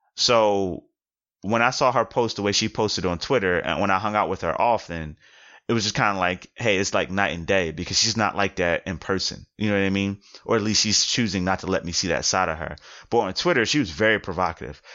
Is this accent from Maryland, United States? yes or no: no; Philadelphia, Pennsylvania, United States; being from Philadelphia